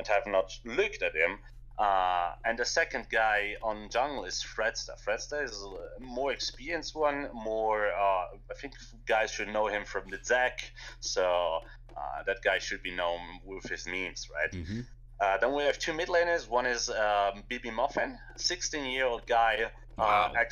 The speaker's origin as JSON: {"language": "English", "region": "northern Italy", "country": "Italy", "said": "I'm Italian coach, so I'm from Italy, from north of it, near Austria"}